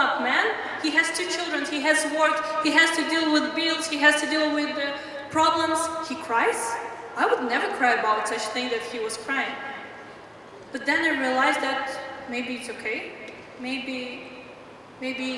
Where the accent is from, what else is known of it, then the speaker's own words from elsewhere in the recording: Tajikistan; I'm from Tajikistan. That's the country in Central Asia near the Kazakhstan.